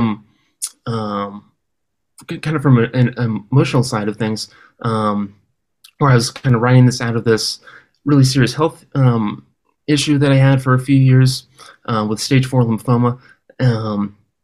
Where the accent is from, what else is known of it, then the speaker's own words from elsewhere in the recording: Oakland, California, United States; also born or lived in Berkeley, California / Los Angeles, California; I was raised in Oakland, California